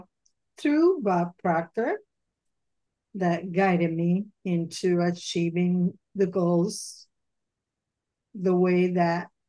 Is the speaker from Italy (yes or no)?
yes; Italy; moved away as an adult; also born or lived in Florida; now in United States; I was born and raised in Italy, and I went to the United States when I was 24